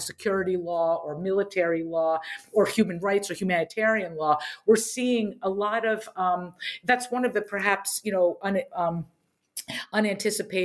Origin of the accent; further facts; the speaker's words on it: Harrisburg, Pennsylvania, United States; I grew up in Harrisburg, Pennsylvania